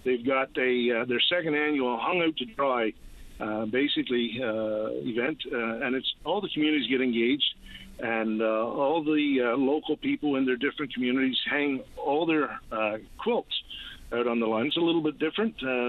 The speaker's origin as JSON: {"language": "English", "region": "Newfoundland and Labrador", "country": "Canada", "moved": "yes", "lives_now": "Port Elgin, Canada", "said": "I'm originally from Newfoundland. I've been away for a number of years"}